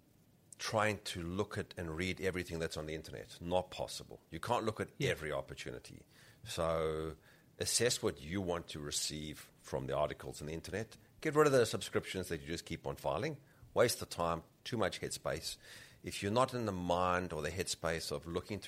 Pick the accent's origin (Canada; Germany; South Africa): South Africa; moved away; also born or lived in Rhodesia; I grew up in South Africa. I was born in Rhodesia